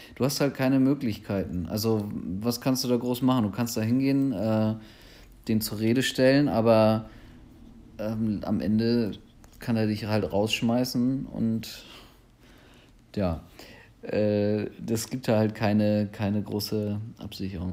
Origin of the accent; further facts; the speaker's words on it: Germany; speziell ich als Deutscher